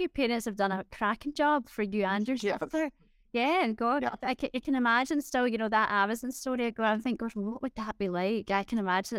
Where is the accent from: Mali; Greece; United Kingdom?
United Kingdom; Scotland; I'm Scottish